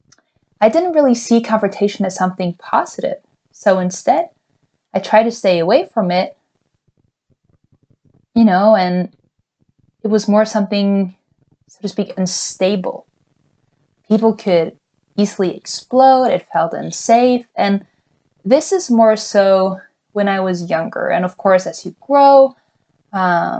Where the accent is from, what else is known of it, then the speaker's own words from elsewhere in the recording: Norway; a privileged white female growing up in Norway.